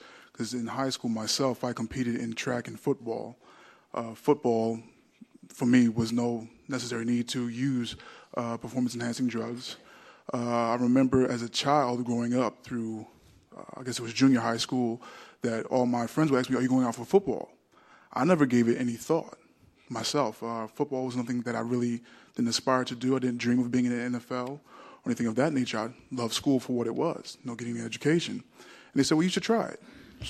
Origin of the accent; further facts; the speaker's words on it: New Jersey, United States; we had an individual when I was growing up in South Jersey in track where a kid was just phenomenal at the shot put